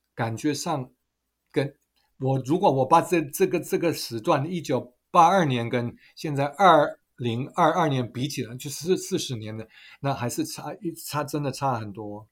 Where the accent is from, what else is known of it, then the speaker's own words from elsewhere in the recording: Germany; Chinese is a second language; moved away as an adult; now in Taiwan; 我在德国长大的，所以我们满十八岁的时候有投票权的，那我们就，都是去投票的